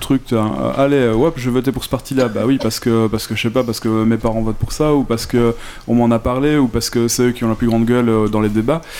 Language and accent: French; Belgium